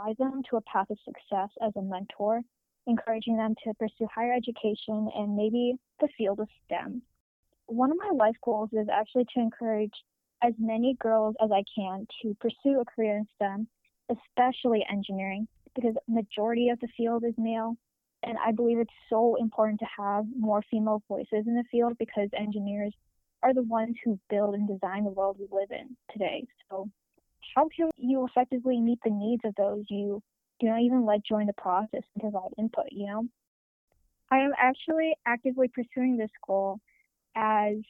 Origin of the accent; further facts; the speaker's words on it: Chicago, Illinois, United States; I'm from Chicago, Illinois